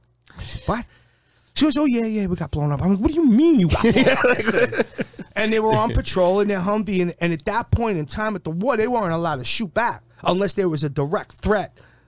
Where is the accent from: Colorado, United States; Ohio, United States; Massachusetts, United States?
Massachusetts, United States; born there; So my whole family was military. I was born on Otis Air Force Base.